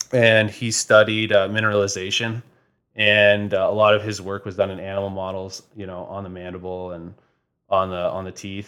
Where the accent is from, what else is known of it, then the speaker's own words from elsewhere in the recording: Toronto, Ontario, Canada; moved away as an adult; now in London, Canada; I'm originally from Toronto